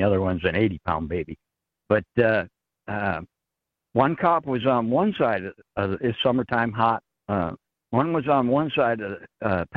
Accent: New Hampshire, United States; now in Texarkana, United States; I'm from New Hampshire originally

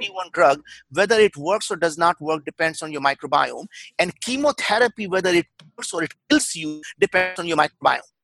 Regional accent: India; English is a second language; moved away as an adult; now in United States; I grew up in India. We were very, very poor

